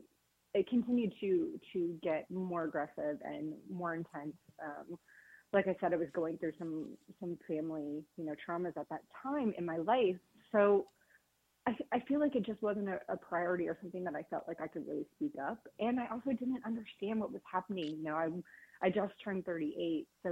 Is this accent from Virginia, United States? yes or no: yes; Virginia, United States; moved away as an adult; I am originally from Virginia. I grew up in kind of that area of the country